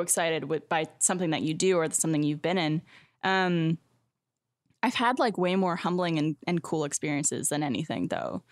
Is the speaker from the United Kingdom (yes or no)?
no; Canada; moved away as an adult; now in Austin, United States; as a Canadian